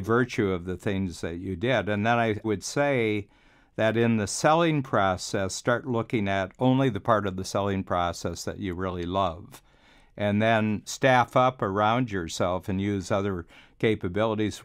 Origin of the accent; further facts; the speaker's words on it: Cleveland, Ohio, United States; moved away as an adult; also born or lived in Chicago; now in Toronto, Canada; I'm from Cleveland, which was a city going downhill